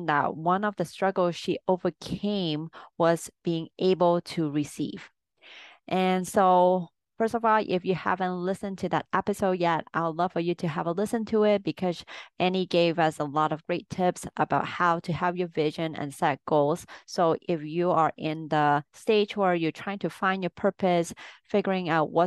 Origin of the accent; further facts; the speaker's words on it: Hong Kong; especially where I grew up in Hong Kong